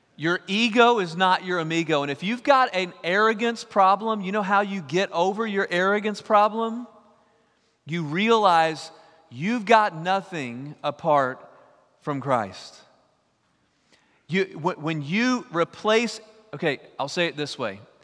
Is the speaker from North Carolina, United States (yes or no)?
no; East Texas, United States; I'm from East Texas